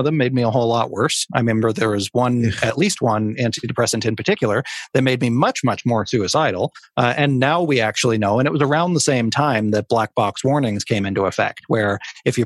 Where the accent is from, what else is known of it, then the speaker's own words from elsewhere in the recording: Cape Breton, Nova Scotia, Canada; Cape Breton, my hometown now